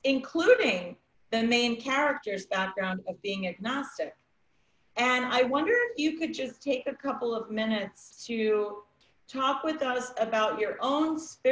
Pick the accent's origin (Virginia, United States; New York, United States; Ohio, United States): New York, United States; also born or lived in England; I was raised in New York, and we went to Catholic school young